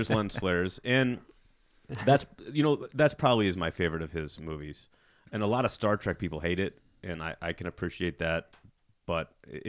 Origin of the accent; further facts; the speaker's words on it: Chicago, Illinois, United States; that takes place in my hometown, too.